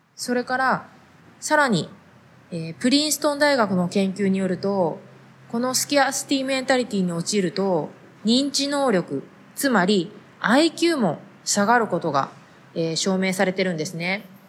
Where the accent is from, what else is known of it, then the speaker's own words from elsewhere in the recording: Japan; moved away; 日本で生まれ育った私たちは